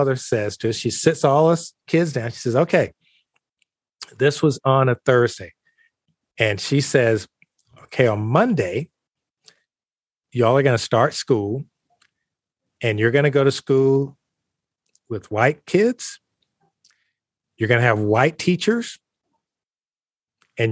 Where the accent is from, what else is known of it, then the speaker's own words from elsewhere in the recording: Columbus, Georgia, United States; also born or lived in Crailsheim, Germany; I'm coming from Columbus, Georgia, been living in the segregated South all my life